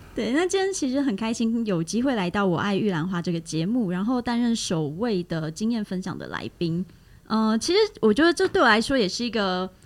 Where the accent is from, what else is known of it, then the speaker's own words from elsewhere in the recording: Taiwan; 我是土生土长都在台湾发展的